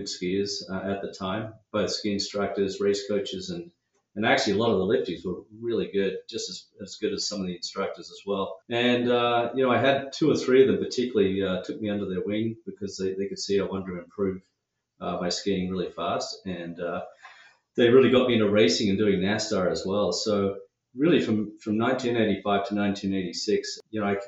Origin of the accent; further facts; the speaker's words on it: Sydney, New South Wales, Australia; now in Washington, United States; The accent gives it away. yeah, so I grew up in Sydney